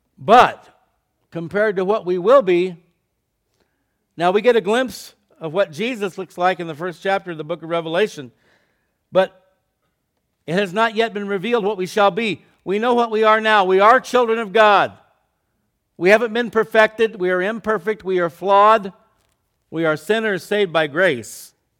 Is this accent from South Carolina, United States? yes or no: no; Scottsdale, Arizona, United States; I was in the fifth grade. I was going to s, to elementary school in downtown Scottsdale, Arizona